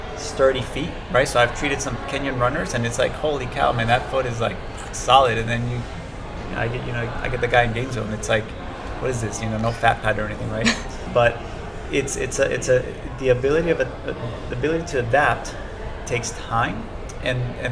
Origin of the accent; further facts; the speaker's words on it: Colombia; now in United States; I'm from Colombia, so I've lived in other places